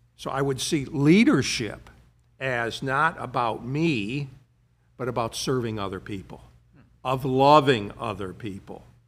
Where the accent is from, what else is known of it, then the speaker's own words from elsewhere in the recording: United States; also born or lived in London; I'm an American